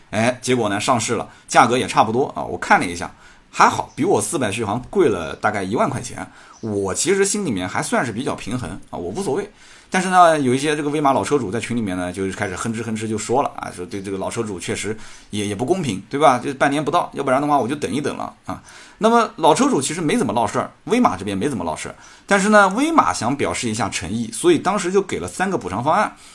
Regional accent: Jiangsu, China; 作为一个江苏人

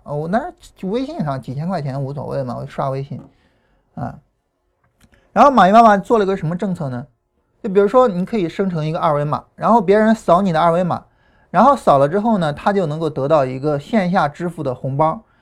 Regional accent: Chaling, Hunan, China; accent: Chaling dialect; Changsha dialect; moved away; also born or lived in Changsha / United States / Heze; 我自己小时候呢，我是在湖南长大的，啊，然后那时候在查令，啊，说查令话。后来到长沙呢，改 开始说长沙话。然后后来去美国开始说英语

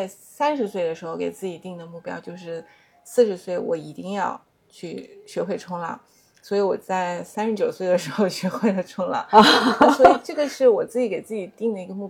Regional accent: Hangzhou, Zhejiang, China; moved away; 我我我也是就是土生土长杭州人嘛，

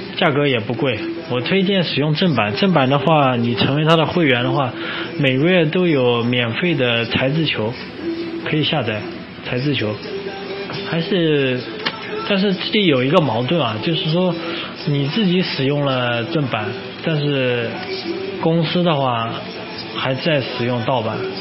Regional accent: China; 我们作为一个中国人

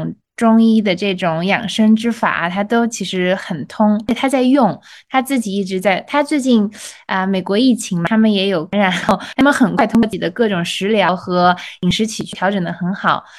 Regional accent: China; 这个东西也是给了我作为中国人去了解中国传统医学文化

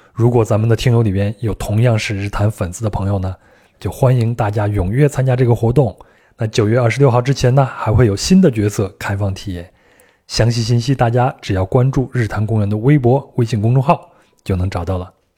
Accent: Henan, China; moved away; 我们老家河南也有

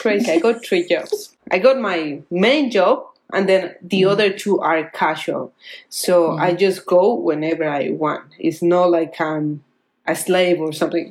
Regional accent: Colombia; English is a second language; moved away as an adult; now in Australia; I'm living now in Australia and I'm getting pesos from Colombia

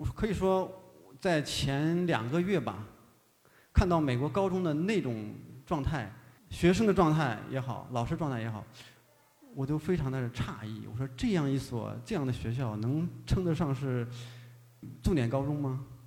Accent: China; also born or lived in Chicago; 我们作为一个中国人

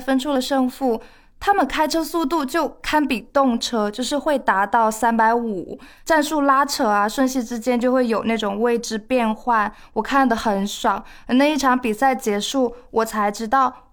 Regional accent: Shandong, China; 我是山东人，我很爱吃咸的东西

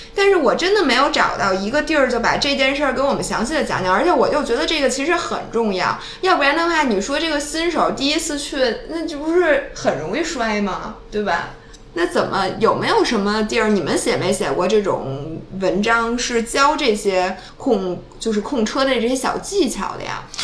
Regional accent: China; 我作为一个中国人的中国味的这种平时的这个习惯

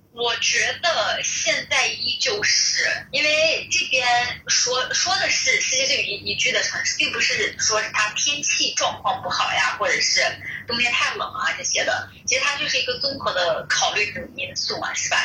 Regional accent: Xianyang, Shaanxi, China; moved away as an adult; now in Melbourne, Australia; 我来自咸阳

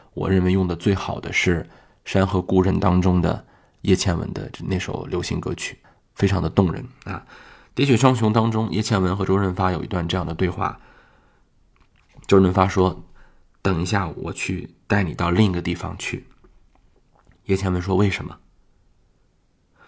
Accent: Shanxi, China; 我是一个山西人，我见过这样的黑煤窑

